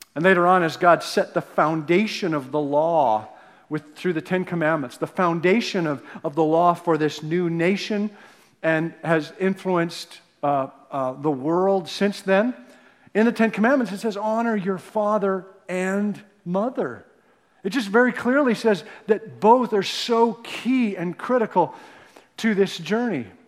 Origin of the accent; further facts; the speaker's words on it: Canada; now in United States; I'm a Canadian